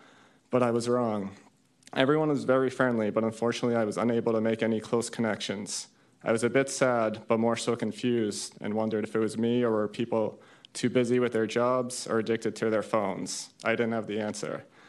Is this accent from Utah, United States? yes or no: no; Massachusetts, United States; I grew up outside of Boston, and I had a pretty typical childhood.